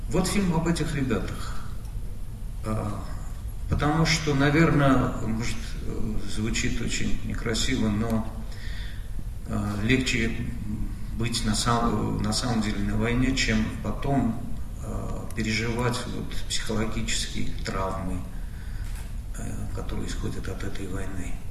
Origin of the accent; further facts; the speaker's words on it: Armenia; мы, армяне.